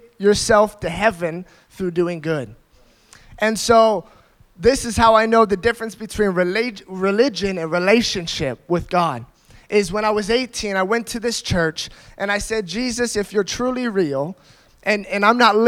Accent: United States; I grew up in America, and I grew up in a Christian family.

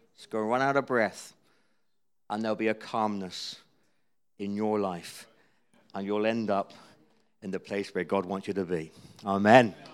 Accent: Cornwall, South West England, United Kingdom; I'm Cornish

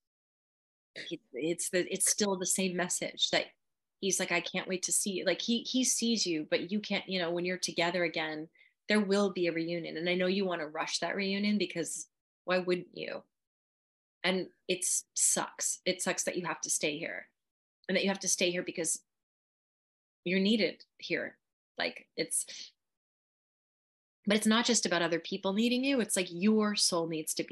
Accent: Southern California, United States; I'm from Southern California

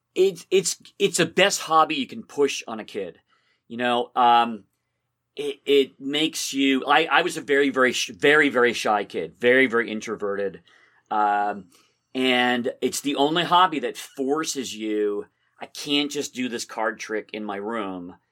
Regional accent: Somerville, Massachusetts, United States; also born or lived in Belmont, Massachusetts; I grew up in Somerville.

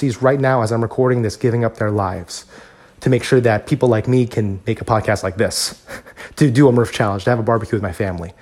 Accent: United States; as Filipino Americans, I think it's very easy for us, especially for those of us who were born and raised in this country

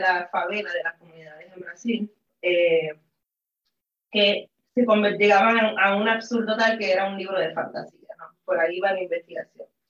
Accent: Puerto Rico; soy puertorriqueña

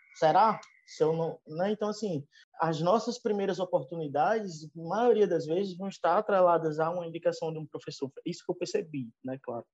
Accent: Northeast Region, Brazil; accent: Nordestino; eu com esse meu sotaque bem arrastado de nordestino aqui

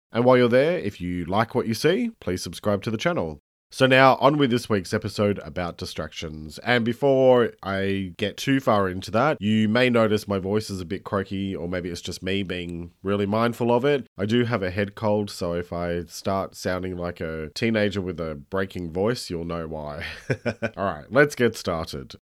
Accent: Australia; I'm an Australian writer and speaker

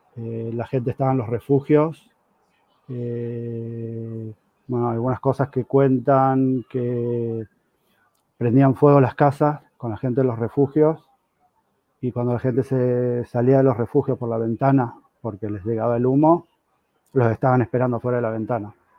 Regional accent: Corrientes, Argentina; now in Israel; yo soy correntino

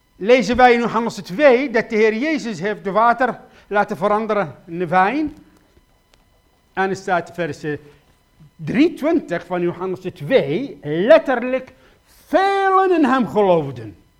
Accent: Iraq; Dutch is a second language; moved away as an adult; now in Netherlands; ik kom uit Irak

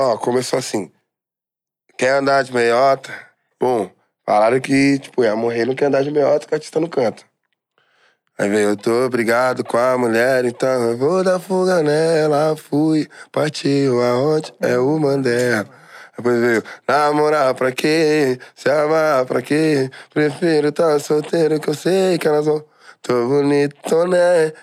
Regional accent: São Paulo, Brazil; eu sou de Guaianazes

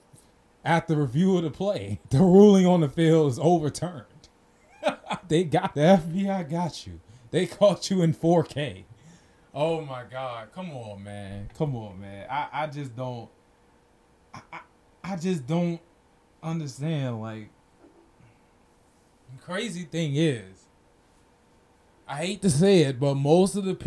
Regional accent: United States; being American

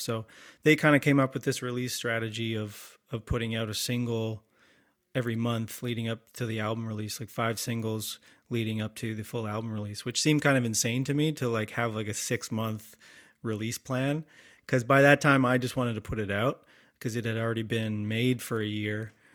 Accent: London, Ontario, Canada; moved away as an adult; also born or lived in Boston / New York / Toronto; now in Creemore, Canada; I'm from London, Ontario originally

